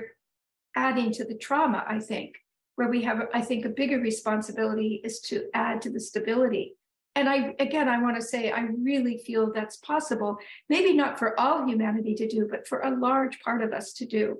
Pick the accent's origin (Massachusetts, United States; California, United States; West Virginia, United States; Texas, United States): California, United States; Northern; moved away as an adult; now in New England, United States; I moved here about a little over 34 years ago. I grew up in Northern California.